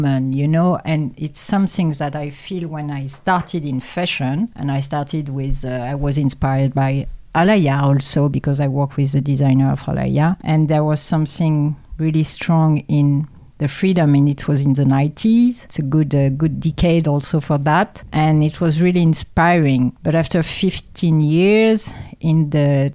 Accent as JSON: {"language": "English", "area": "Champagne", "region": "Grand Est", "country": "France", "tie": "born or raised there", "second_language": "English", "moved": "yes", "lives_now": "Paris, France", "said": "I'm born in France, in Champagne."}